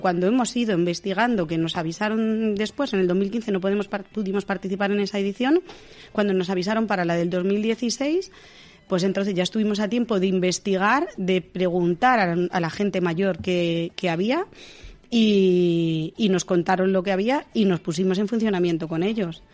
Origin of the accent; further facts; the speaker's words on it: Navalacruz, Castile and León, Spain; De Navalacruz